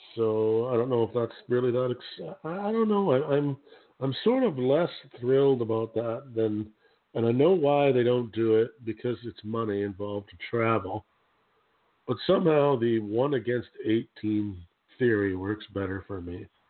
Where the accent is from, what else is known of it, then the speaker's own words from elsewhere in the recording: Canada; I am a Canadian